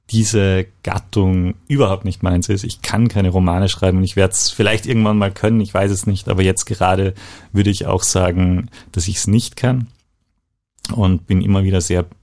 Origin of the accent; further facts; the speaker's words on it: Eisenstadt, Burgenland, Austria; Ich bin eigentlich Burgenländer, komme aus Eisenstadt, ein ja, die Hauptstadt des Burgenlands